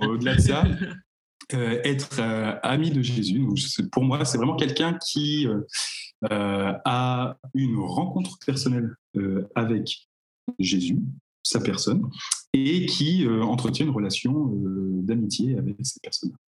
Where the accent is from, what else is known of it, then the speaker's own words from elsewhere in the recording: Cherbourg, Normandy, France; je viens de Cherbourg.